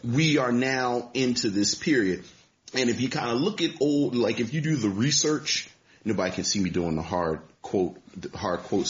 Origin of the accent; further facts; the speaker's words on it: Baltimore, Maryland, United States; I'm just from Baltimore